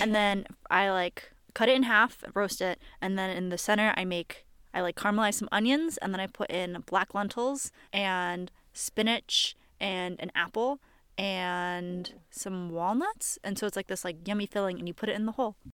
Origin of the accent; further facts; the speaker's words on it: Connecticut, United States; I'm from Connecticut